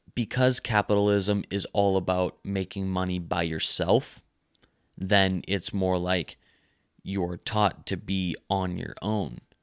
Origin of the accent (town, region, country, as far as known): United States